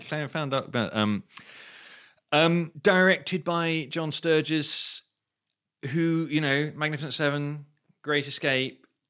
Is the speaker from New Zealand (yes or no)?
no; United Kingdom; I grew up near London in the eighties